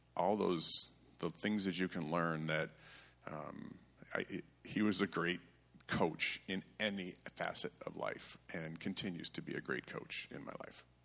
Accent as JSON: {"language": "English", "town": "Vassar", "region": "Michigan", "country": "United States", "tie": "born or raised there", "said": "I grew up in the Frankenmuth, Michigan area of Vassar, Michigan"}